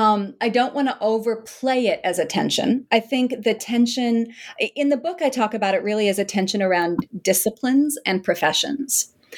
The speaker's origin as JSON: {"language": "English", "region": "South Dakota", "country": "United States", "tie": "born or raised there", "said": "And actually, so I'm from South Dakota and can't believe that I got to do some of my research around my hometown with people who I've known for decades."}